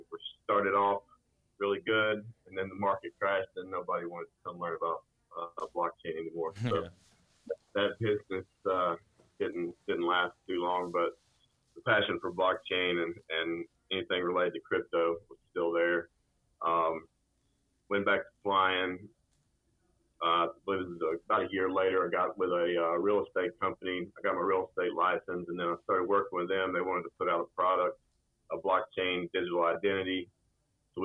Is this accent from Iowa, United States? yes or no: no; North Georgia, United States; moved away as an adult; also born or lived in Auburn, Alabama; So I grew up in a small blue-collar town in North Georgia